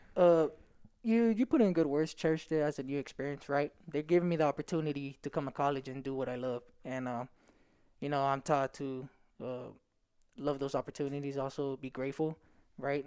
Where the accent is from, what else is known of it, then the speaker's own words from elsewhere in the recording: Stockton, California, United States; I come from Stockton and we don't really have a lot